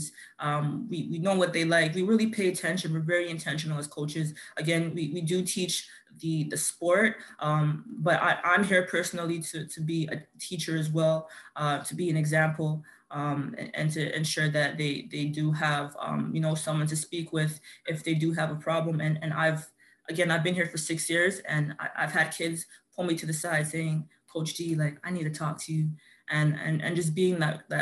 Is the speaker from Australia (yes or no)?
no; Toronto, Ontario, Canada; I grew up in Scarborough, Melbourne